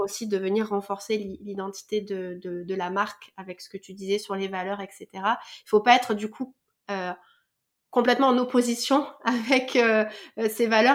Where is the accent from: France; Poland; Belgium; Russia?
France; chez nous en France